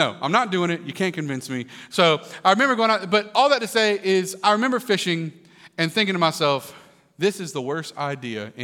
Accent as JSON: {"language": "English", "region": "Kentucky", "country": "United States", "tie": "born or raised there", "said": "I grew up in Kentucky"}